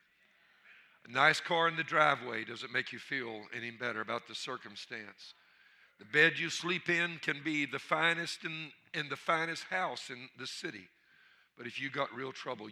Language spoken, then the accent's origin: English; Louisiana, United States; I'm from Louisiana